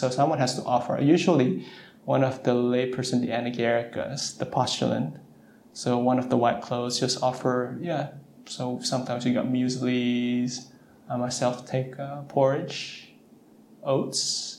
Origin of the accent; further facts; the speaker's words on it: West Coast, United States; Nice to see if this is someone from the East Coast. I'm from the West Coast.